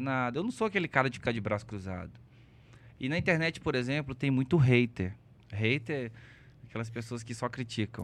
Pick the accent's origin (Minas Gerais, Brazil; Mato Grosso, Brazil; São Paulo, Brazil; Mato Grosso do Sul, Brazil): Minas Gerais, Brazil; Belo Horizonte; Sou natural de BH. Nasci aqui no Felício Roxo.